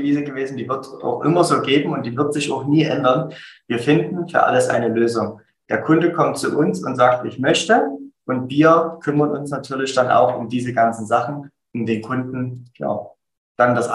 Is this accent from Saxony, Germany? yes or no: yes; Dresden, Saxony, Germany; Ich komme aus Dresden, bin aktuell süße 32 Jahre jung